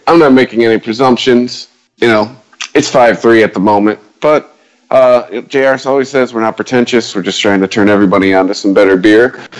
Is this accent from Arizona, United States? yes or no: no; Detroit, Michigan, United States; I'm from Detroit